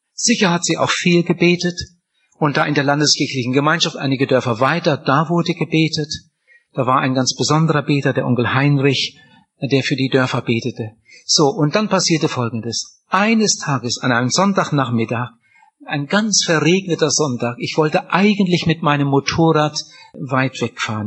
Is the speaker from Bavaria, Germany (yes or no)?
no; Wienhausen, Lower Saxony, Germany; ich bin in Oppershausen aufgewachsen, aber Oppershausen gehört zu Wienhausen